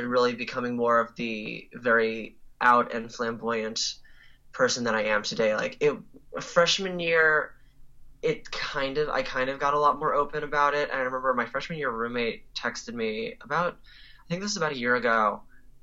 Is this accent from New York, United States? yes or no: yes; New York, United States; moved away as an adult; now in Silver Spring, United States; I'm originally from New York